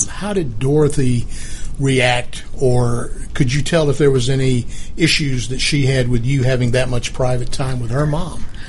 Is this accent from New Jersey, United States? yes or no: no; Albany, Georgia, United States; I am from the Albany, Georgia area, where I went to high school